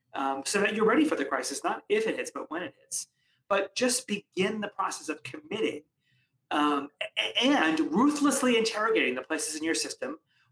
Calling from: Connecticut, United States; I am actually coming from just outside New York City in suburban Connecticut.

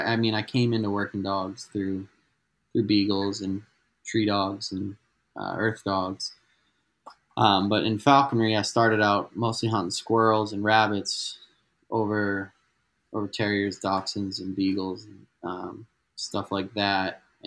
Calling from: Albuquerque, New Mexico, United States; So I'm calling in from Albuquerque, New Mexico, which is like north central New Mexico.

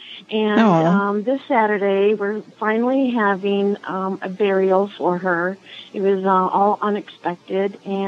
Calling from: Swartz Creek, Michigan, United States; I am in mid-Michigan, Swartz Creek, Michigan.

